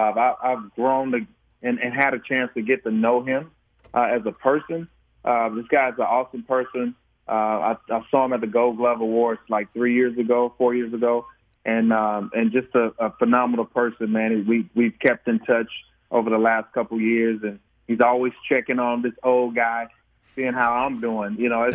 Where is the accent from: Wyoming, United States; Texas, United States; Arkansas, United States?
Arkansas, United States; Pine Bluff; And I'm from Pine Bluff, Arkansas